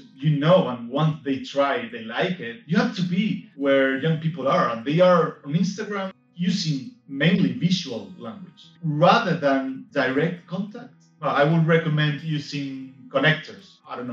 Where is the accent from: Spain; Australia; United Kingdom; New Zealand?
Spain; I'm from Spain.